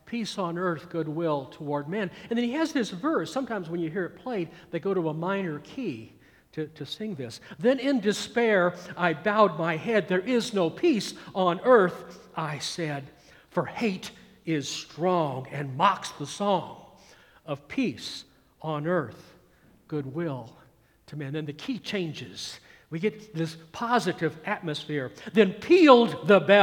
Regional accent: Atlanta, Georgia, United States; also born or lived in California; growing up in the Atlanta, Georgia metropolitan area in the mid-1960s

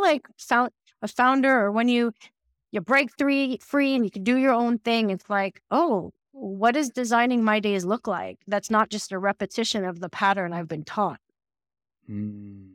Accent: New York City, New York, United States; moved away; I'm from New York City originally. I'm half Canadian, half American, but I grew up between like Brooklyn and Manhattan

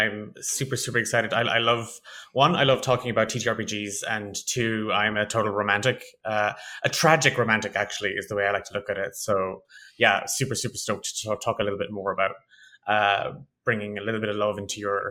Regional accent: Ireland; accent: Irish; So a lot of people tell me I don't have a strong Irish accent, but I'm from Ireland

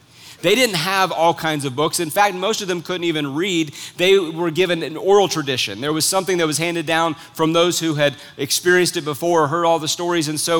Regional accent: United States; as an American citizen

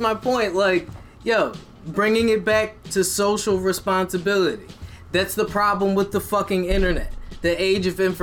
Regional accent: United States; as American citizens

